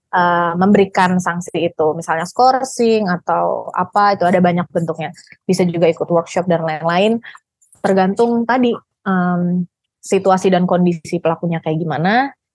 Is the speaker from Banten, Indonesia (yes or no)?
yes; Serang, Banten, Indonesia; di kota gue lah di kota Serang